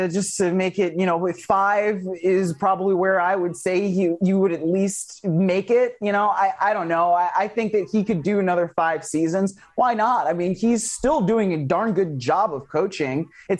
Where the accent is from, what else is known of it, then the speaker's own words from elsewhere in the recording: Cleveland, Ohio, United States; I remember when I was growing up in Cleveland